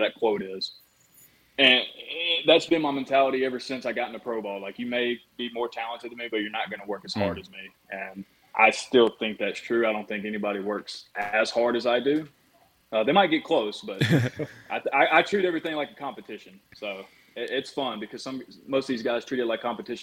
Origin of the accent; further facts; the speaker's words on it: Mississippi, United States; growing up in Mississippi, I was always a Mississippi State fan